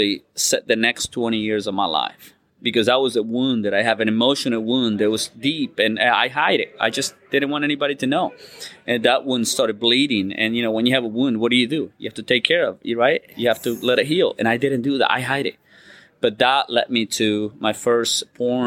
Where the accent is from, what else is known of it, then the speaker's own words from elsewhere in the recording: Uruguay; moved away; I was born in South America, a beautiful country, the last one by Argentina, called Uruguay